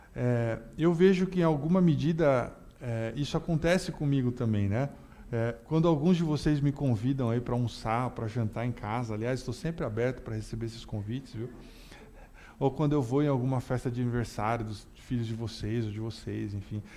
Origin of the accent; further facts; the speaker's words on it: Brazil; Nós somos do Brasil